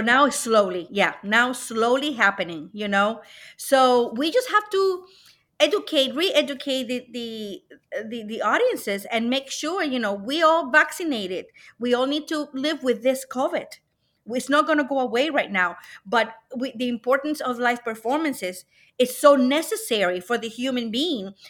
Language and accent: English; Puerto Rico; now in Cleveland, United States; I was born and brought up in Puerto Rico